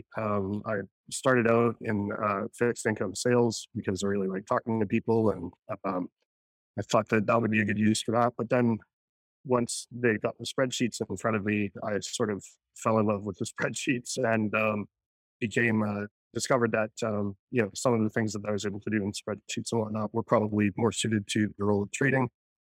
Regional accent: Vancouver, British Columbia, Canada; moved away as an adult; also born or lived in Osaka, Japan; now in Tokyo, Japan; So I'm Canadian, originally from Vancouver. I've lived in Tokyo for about 23 years now.

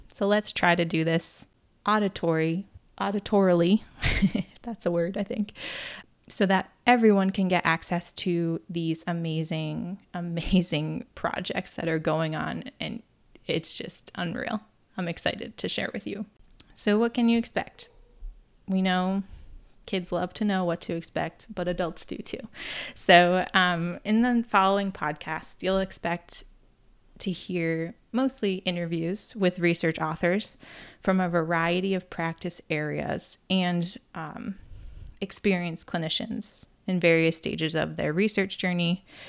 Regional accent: near Cape Cod, Massachusetts, United States; I grew up near Cape Cod

